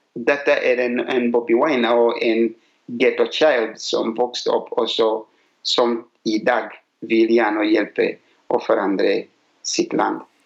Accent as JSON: {"language": "Norwegian", "country": "Uganda", "moved": "as an adult", "lives_now": "Norway", "said": "Jeg kommer fra Uganda"}